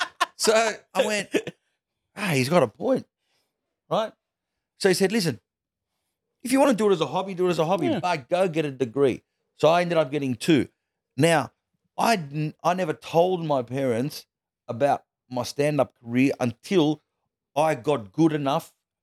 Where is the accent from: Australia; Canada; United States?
Australia; it's a special thing to do a show in New York because of, you know, especially as an Australian